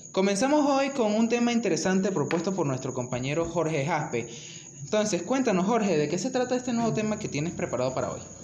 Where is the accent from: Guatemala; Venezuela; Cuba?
Venezuela